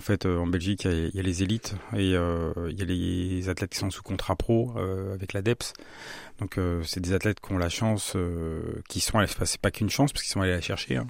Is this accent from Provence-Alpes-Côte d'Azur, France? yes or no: no; Saint-Jean-de-la-Ruelle, Centre-Val de Loire, France; also born or lived in Strasbourg; J'ai grandi à Saint-Jean-d'Aruel dans le quartier des Chaises.